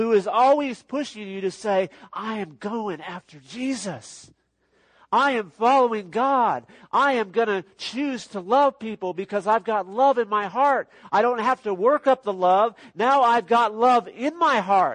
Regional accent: Los Angeles, California, United States; I grew up in Los Angeles, California area

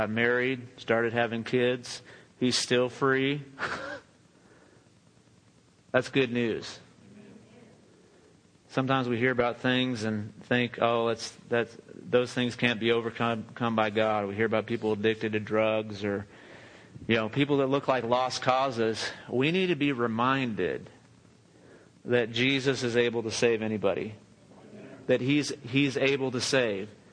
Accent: Southern California, United States; now in Midland, United States; I grew up in Southern California.

